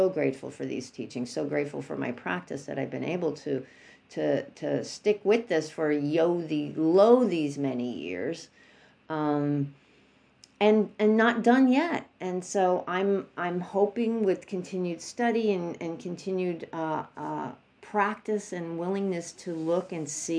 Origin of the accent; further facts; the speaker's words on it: New York, United States; I'm from New York